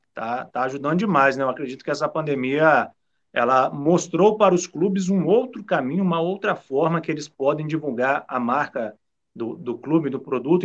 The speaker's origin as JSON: {"language": "Portuguese", "town": "São Lourenço", "region": "Minas Gerais", "country": "Brazil", "said": "eu sou da região aí, eu sou de São Lourenço, próximo aí"}